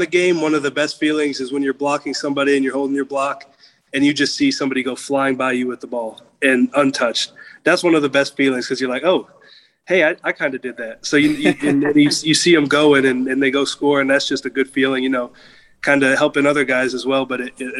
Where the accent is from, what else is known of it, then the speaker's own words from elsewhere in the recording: Clearwater, Florida, United States; moved away as an adult; now in Gainesville, United States; I'm from Clearwater, so I kind of grew up around that.